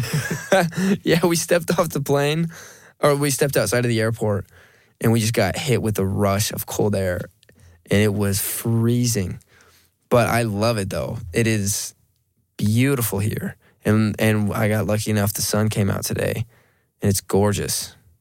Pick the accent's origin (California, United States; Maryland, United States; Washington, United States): Washington, United States; Monroe; moved away as an adult; now in Las Vegas, United States; I'm a kid from Monroe, Washington. I I grew up with four sisters